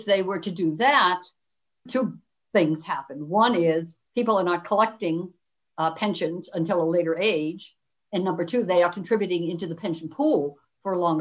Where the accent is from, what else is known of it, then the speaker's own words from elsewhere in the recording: Northeast, United States; moved away; also born or lived in Cleveland; I'm from the Northeast in the United States